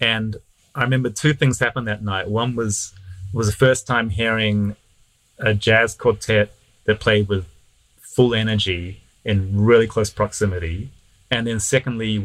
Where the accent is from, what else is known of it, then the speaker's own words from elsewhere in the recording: Auckland, New Zealand; moved away as an adult; now in Los Angeles, United States; I grew up in Auckland in New Zealand